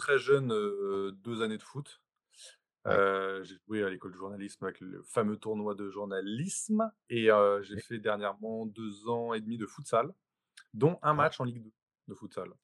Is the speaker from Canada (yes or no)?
no; Paris, Île-de-France, France; c'est le, club de, ma ville. J'ai toujours grandi là-dedans